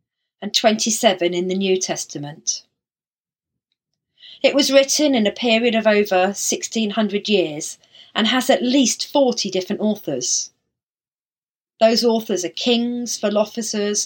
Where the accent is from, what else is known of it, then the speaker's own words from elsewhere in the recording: Isle of Wight, South East England, United Kingdom; now in Havant, United Kingdom; Growing up on the Isle of Wight